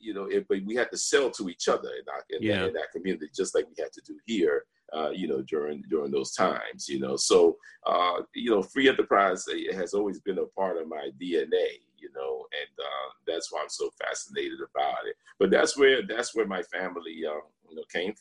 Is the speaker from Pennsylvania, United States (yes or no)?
no; New York City, New York, United States; also born or lived in Brooklyn, New York; raised in the South Bronx